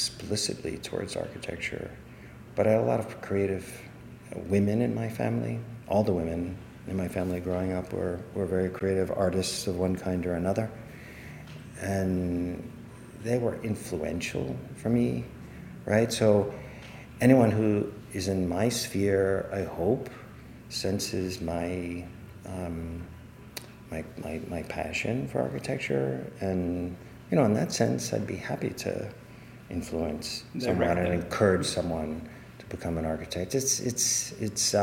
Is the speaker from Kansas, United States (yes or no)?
no; New Orleans, Louisiana, United States; moved away; I grew up in New Orleans